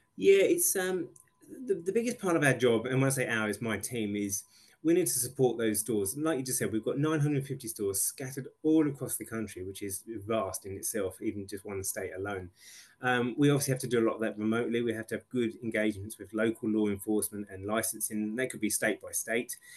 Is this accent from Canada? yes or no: no; England, United Kingdom; now in Australia; as an English person